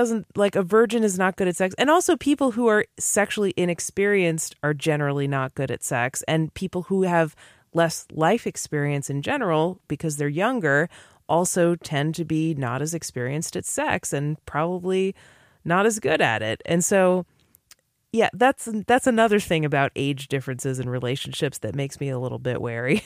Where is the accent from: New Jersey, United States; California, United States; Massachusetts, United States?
Massachusetts, United States; New England; I grew up in New England, which is supposedly the most atheist, liberal Massachusetts, you know, coast, East Coast